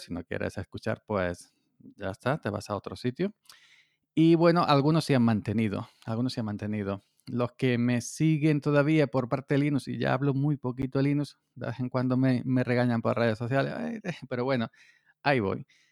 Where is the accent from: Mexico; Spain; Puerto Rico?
Spain; Córdoba, Andalusia; aquí en mi tierra, en Andalucía, en Córdoba